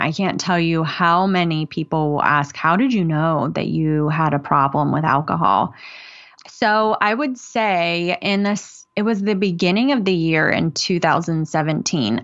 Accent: West Virginia, United States; now in Norfolk, United States; I live in Norfolk, Virginia. I'm originally from West Virginia.

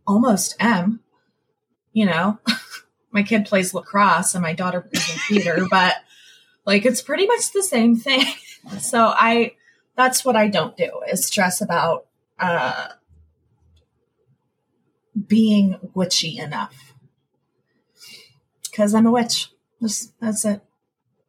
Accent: New Mexico, United States; now in Virginia, United States; I grew up in New Mexico. So after I moved here

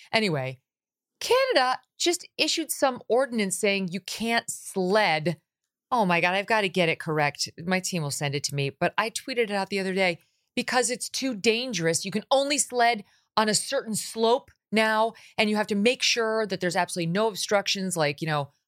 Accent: Syracuse, New York, United States; But she and I, she's from Minnesota. I'm from Syracuse originally.

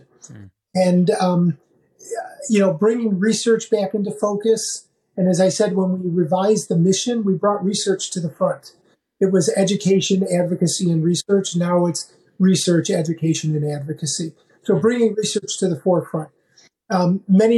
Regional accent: Chicago, Illinois, United States; my hometown, Chicago

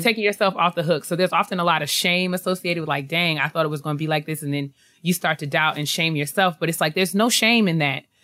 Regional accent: New York, United States; moved away; I'm from New York. I lived there my whole life

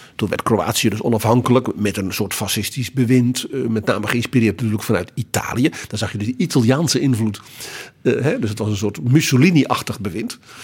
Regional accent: Netherlands; dat wij als Nederlanders, de Nederlanden, daar ook toe hoorden

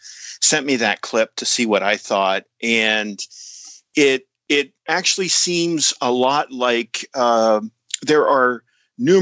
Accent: Tyrone, Pennsylvania, United States; also born or lived in Altoona, Pennsylvania; I was raised in Tyrone, which is a little town about maybe 20 miles north of Altoona

